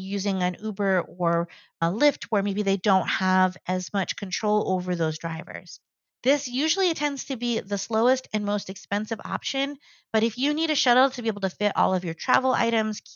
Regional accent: near Disneyland, California, United States; Growing up near Disneyland

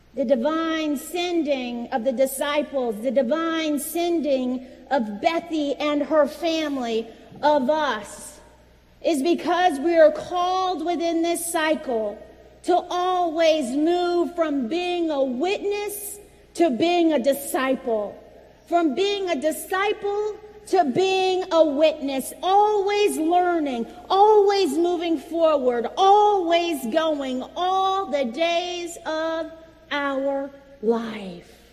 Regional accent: Virginia, United States; moved away; my home state of Virginia

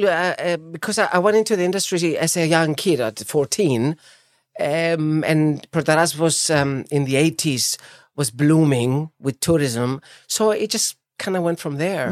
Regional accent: Famagusta, Famagusta District, Cyprus; also born or lived in Deryneia / Nicosia; I was born in Famagusta, actually, in nineteen seventy, so there's my age.

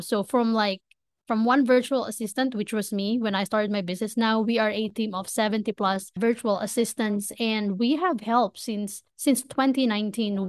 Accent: Manila, Metro Manila, Philippines; moved away as an adult; now in United States; I was born and raised in Manila, Philippines. I moved from the Philippines to the States just about three and a half years ago

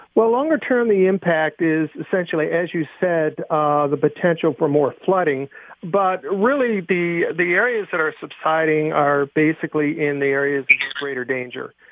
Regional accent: Buffalo, New York, United States; I grew up in Buffalo, New York

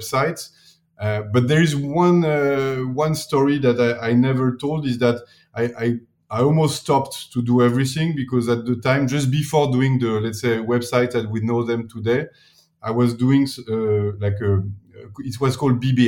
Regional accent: Paris, Île-de-France, France; accent: French; English is a second language; moved away as an adult; also born or lived in New York, United States; now in Milan, Italy; I'm from Paris originally

